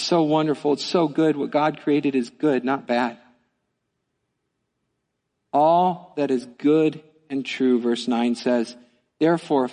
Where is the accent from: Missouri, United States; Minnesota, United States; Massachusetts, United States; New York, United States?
Missouri, United States; now in Midland, United States; I'm from Missouri